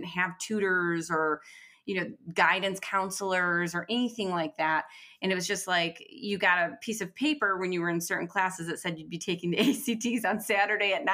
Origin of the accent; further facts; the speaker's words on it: Detroit, Michigan, United States; I'm from Detroit